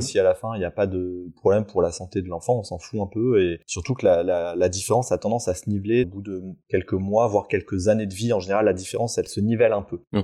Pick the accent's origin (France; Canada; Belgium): France; Auvergne-Rhône-Alpes; j'ai grandi en Auvergne, effectivement, au plein cœur de la, France, mhm. depuis tout petit